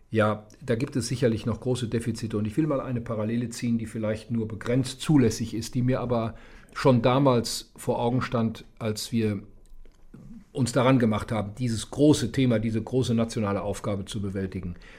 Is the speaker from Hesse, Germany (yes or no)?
no; near the Ruhr area, North Rhine-Westphalia, Germany; also born or lived in Saarbrücken; Ich komme aus der Nähe des Ruhrgebietes.